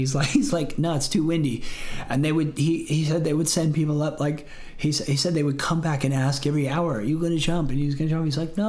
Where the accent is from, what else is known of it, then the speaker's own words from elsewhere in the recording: Florida, United States; born there; And, so I was born in Florida and in the water before.